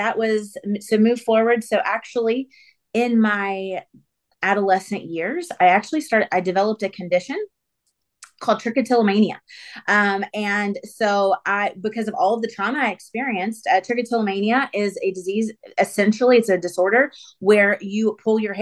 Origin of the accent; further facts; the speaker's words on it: Atlanta, Georgia, United States; So I grew up in Atlanta. Atlanta's hometown for me. I'm about 30 minutes outside of the city.